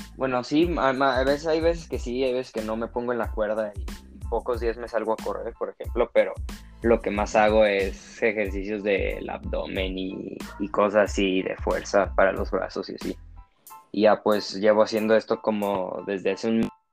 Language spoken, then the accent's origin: Spanish; Guadalajara, Jalisco, Mexico; nací aquí en Guadalajara, Jalisco.